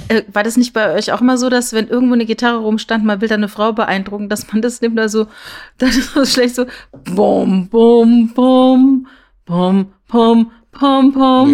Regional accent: Püttlingen, Saarland, Germany; accent: Saarländisch; moved away; ich komme aus dem Saarland, ne, ich bin in, in Püttlinge geboren

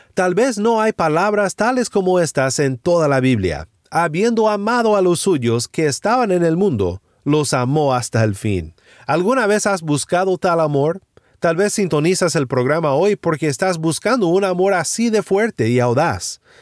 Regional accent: Sinaloa, Mexico; en mi pueblo en Sinaloa, México

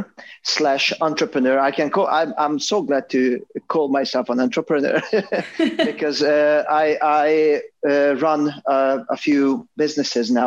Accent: Hungary; moved away; I grew up in Hungary

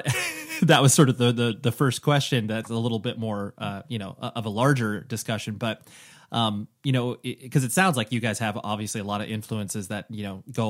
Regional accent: California, United States; I'm from Southern California

